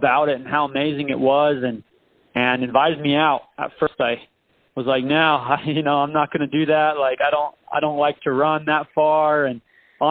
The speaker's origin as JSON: {"language": "English", "town": "St. George", "region": "Utah", "country": "United States", "lives_now": "Cedar City, United States", "said": "I'm originally from St. George, Utah. Now I live in Cedar City, Utah"}